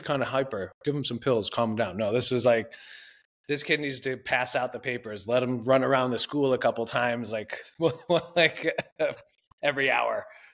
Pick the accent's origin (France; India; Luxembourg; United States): United States; Toledo, Ohio; moved away as an adult; I grew up in Toledo, Ohio, a family of 5.